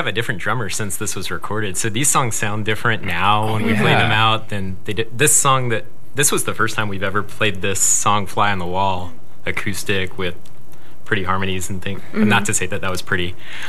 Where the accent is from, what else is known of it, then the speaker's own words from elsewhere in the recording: Atlanta, Georgia, United States; moved away as an adult; also born or lived in Athens, Georgia; now in Minneapolis, United States; I'm from Atlanta, Georgia.